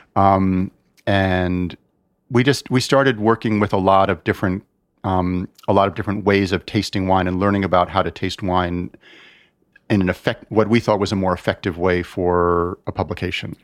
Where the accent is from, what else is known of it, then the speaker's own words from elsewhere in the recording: United States; I'm American. I am very much an American.